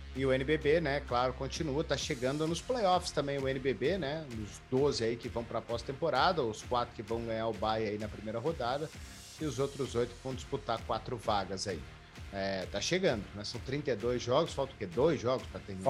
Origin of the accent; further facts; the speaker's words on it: Minas Gerais, Brazil; como bom mineiro